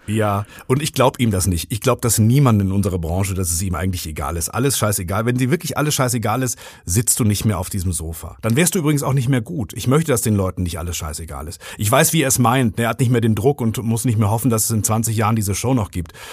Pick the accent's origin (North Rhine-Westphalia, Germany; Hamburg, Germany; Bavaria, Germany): North Rhine-Westphalia, Germany; Rinkerode; now in Ruhr area, Germany; im Ort im Münsterland, wo ich aufgewachsen bin, in Rinkerode